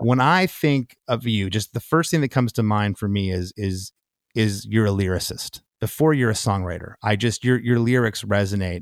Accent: Detroit, Michigan, United States; I'm from Detroit

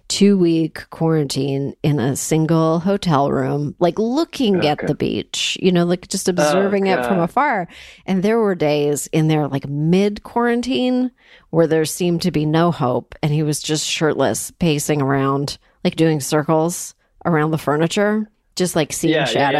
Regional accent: Toronto, Ontario, Canada; now in United States; I'm from Toronto

